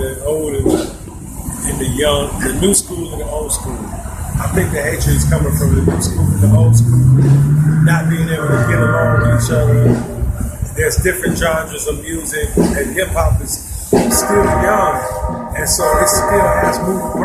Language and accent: English; Detroit, Michigan, United States; I'm from Detroit